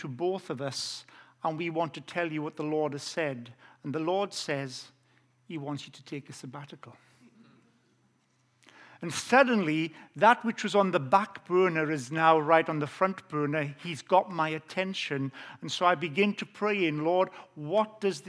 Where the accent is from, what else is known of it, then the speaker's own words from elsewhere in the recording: South Wales, United Kingdom; accent: Welsh; I have an authentic Welsh accent. I grew up in South Wales.